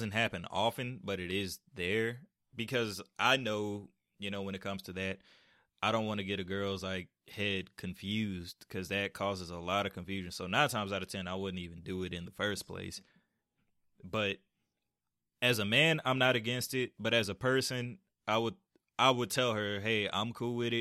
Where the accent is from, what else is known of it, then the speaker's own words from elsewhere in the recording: Atlanta, Georgia, United States; I'm from Atlanta